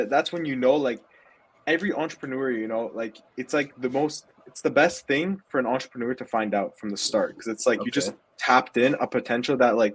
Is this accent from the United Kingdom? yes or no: no; Ottawa, Ontario, Canada; I'm from Ottawa